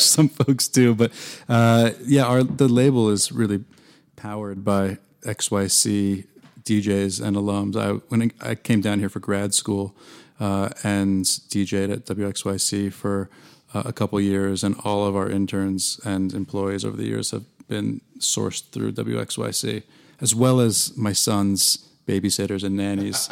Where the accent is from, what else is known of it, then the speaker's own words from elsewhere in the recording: rural Massachusetts outside Boston, United States; moved away as an adult; also born or lived in Philadelphia; now in Chapel Hill, United States; We grew up in rural Massachusetts outside Boston